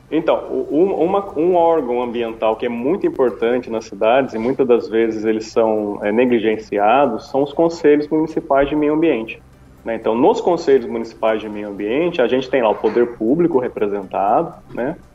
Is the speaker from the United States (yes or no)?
no; Guaratinguetá, São Paulo, Brazil; a gente é aqui de Guaratinguetá, né?